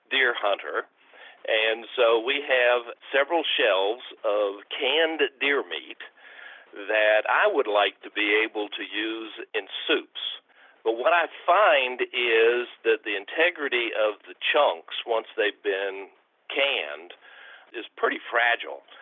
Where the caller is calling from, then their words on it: Martinsville, Virginia, United States; I'm from Martinsville, Virginia.